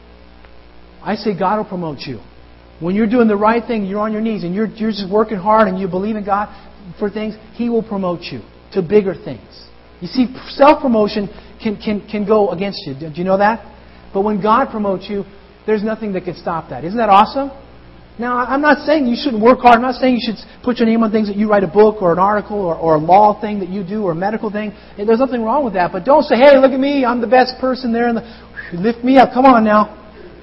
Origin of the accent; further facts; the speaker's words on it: United States; I feel blessed to have been born in this nation